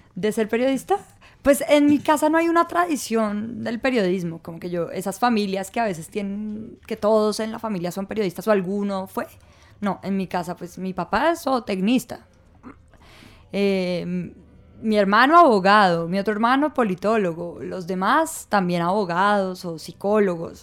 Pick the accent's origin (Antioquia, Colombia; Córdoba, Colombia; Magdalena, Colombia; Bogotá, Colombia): Bogotá, Colombia; also born or lived in Ibagué / Armenia; toda mi vida. Eso sí, llegué con tres meses a Bogotá, pero, pero digamos que no nací en Bogotá